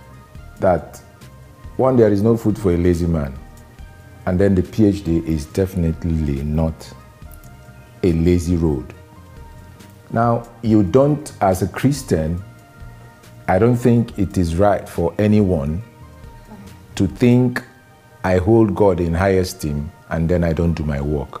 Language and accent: English; Nigeria; I'm a Nigerian, a lawyer by profession